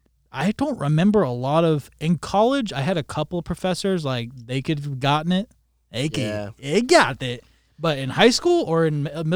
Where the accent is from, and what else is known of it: Florida, United States; born or raised there